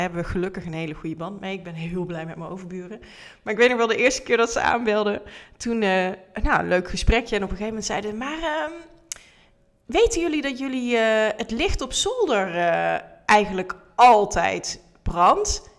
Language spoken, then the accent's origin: Dutch; Netherlands; accent: zachte G; also born or lived in Tilburg; misschien heb je het al gehoord aan mijn tongval, een beetje zachte G.